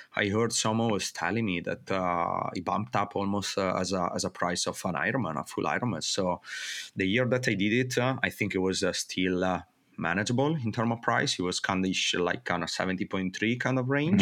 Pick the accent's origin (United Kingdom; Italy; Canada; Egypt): Italy; northern Italy; moved away as an adult; also born or lived in Mexico; growing up in Italy